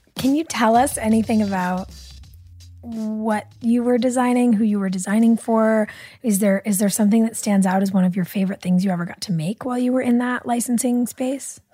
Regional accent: Los Angeles, California, United States; I'm an L A baby

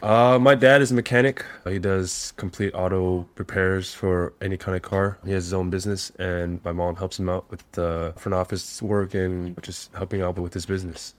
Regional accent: Monterey Park, California, United States; moved away as an adult; now in Hanoi, Vietnam; I grew up in Southern California, a small little city outside, east of Los Angeles, called Monterey Park

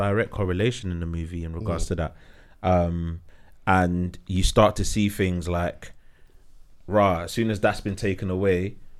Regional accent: London, United Kingdom; we're from London, yeah?

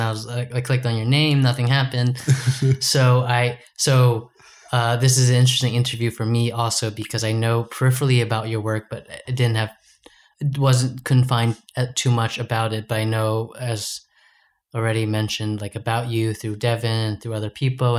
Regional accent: United States; I have the privilege of being American, so mm-hmm. I can't apply for these jobs.

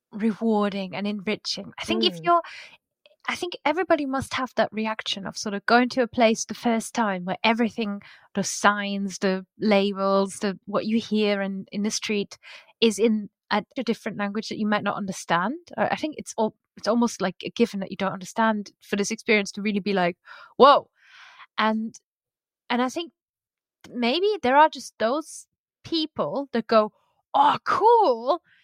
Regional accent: Luxembourg; I grew up in Luxembourg.

